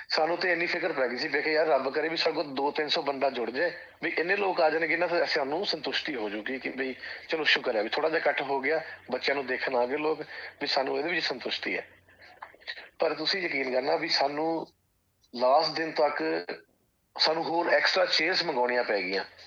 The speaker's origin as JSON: {"language": "Punjabi", "town": "Jalandhar", "region": "Punjab", "country": "India", "also_born_or_lived": "Sydney, Australia", "moved": "as an adult", "lives_now": "Australia", "said": "ਮੈਂ ਭਾਜੀ ਪਿੱਛੋਂ ਜਲੰਧਰ ਸ਼ਹਿਰ ਤੋਂ ਬਿਲੋਂਗ ਕਰਦਾ"}